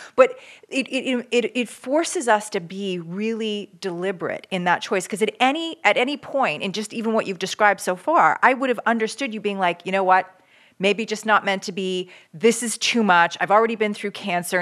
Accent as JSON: {"language": "English", "country": "Canada", "moved": "yes", "lives_now": "United States", "said": "I'm from Canada originally"}